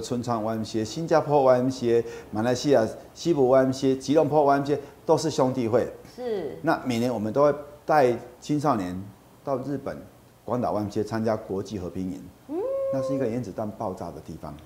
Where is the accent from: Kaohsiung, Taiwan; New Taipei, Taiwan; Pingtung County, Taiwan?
Kaohsiung, Taiwan; moved away as an adult; now in Tainan, Taiwan; 我是高雄人，我在高雄的 Y M C A 学游泳，也参加过他们的夏令营